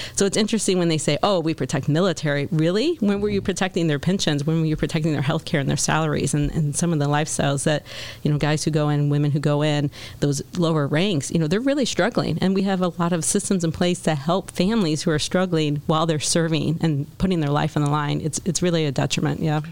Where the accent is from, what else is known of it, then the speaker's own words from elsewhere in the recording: Joliet, Illinois, United States; moved away as an adult; also born or lived in Los Angeles / Seattle area; I was born and raised in Joliet to working class parents